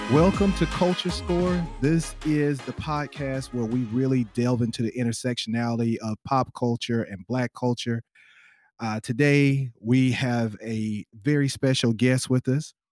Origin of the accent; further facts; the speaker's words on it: South Carolina, United States; now in Los Angeles, United States; I'm from the Southeast, I'm from South Carolina, you know, that's where I'm originally from